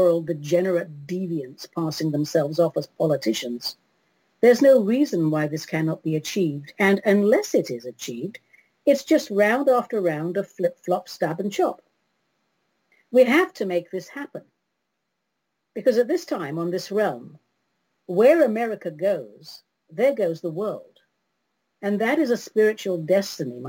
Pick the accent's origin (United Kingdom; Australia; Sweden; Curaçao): United Kingdom; London; London, my hometown.